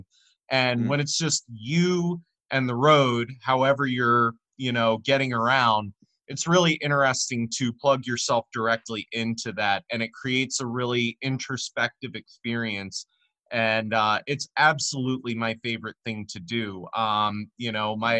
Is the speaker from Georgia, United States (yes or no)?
no; Gaithersburg, Maryland, United States; my hometown of Gaithersburg